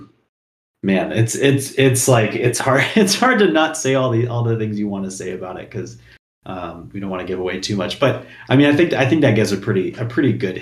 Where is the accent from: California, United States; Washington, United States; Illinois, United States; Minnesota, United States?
Washington, United States; Seattle; moved away; I'm originally from Seattle